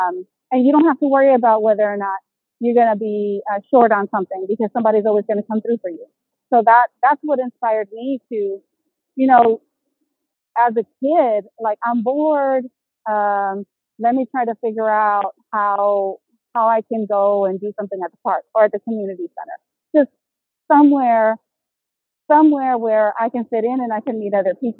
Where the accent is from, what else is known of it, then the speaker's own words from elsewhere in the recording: Houston, Texas, United States; moved away; I'm originally from Houston, Texas